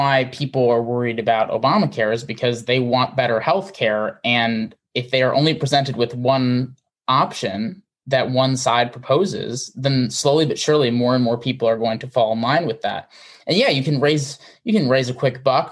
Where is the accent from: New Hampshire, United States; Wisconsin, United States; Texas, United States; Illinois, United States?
Wisconsin, United States; I grew up in Wisconsin